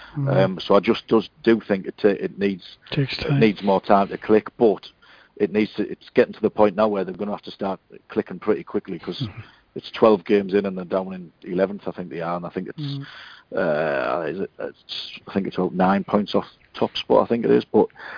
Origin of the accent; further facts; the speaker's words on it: Hartlepool, North East England, United Kingdom; I'm from Hartlepool.